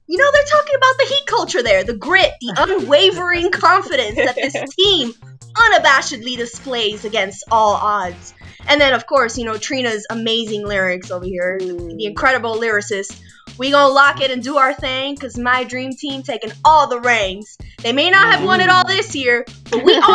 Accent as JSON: {"language": "English", "town": "Miami", "region": "Florida", "country": "United States", "tie": "born or raised there", "said": "at many middle school dances back in the city that I'm not claiming as my hometown at the moment, Miami"}